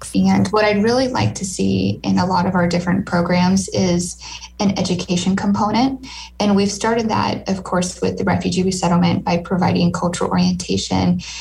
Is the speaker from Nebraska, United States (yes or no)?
yes; Lincoln, Nebraska, United States; my hometown, Lincoln